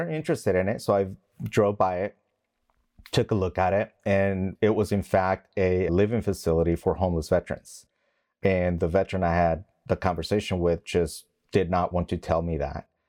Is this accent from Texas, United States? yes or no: yes; West Texas, United States; moved away as an adult; also born or lived in Mexico / Long Beach, California; I was young when my parents moved to West Texas before I joined the Marine Corps.